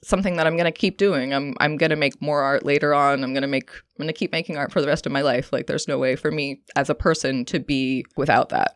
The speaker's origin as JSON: {"language": "English", "town": "Santa Cruz", "region": "California", "country": "United States", "also_born_or_lived": "New York / Oregon", "moved": "as an adult", "said": "I'm originally from Santa Cruz. I moved back to Santa Cruz to be near my family"}